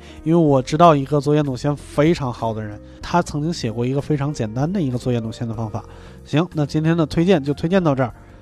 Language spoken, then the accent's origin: Chinese; northern China, China; moved away; 作为一个北方人，